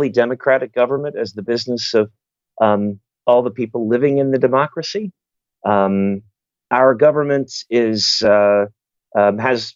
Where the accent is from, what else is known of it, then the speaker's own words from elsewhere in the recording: New York City, New York, United States; moved away as an adult; now in Chicago, United States; I grew up in New York City. I came to Chicago